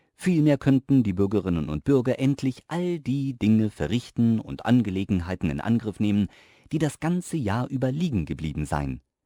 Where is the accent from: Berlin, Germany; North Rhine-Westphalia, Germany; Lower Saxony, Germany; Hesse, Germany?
Hesse, Germany; moved away; ich komme aus Hessen ursprünglich